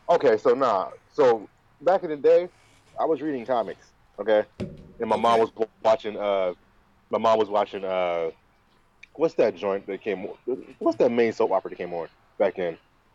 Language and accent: English; Chicago, Illinois, United States; also born or lived in Alaska; So you already know I was born in Alaska because military. Right, and we moved to Chicago, and as a kid, I was in Chicago a lot